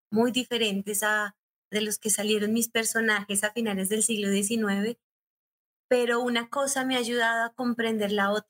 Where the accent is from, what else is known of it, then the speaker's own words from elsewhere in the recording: Colombia; now in Mexico; lo que significa organizarse, como lo como colombianos, como colombianas en México, participar en la política mexicana.